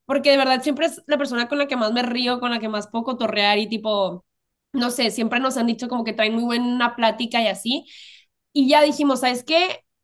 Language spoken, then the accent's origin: Spanish; El Paso, Texas, United States; also born or lived in Juárez, Chihuahua, Mexico; nosotras somos originalmente del Paso, Texas, Juárez, Chihuahua, o sea, es frontera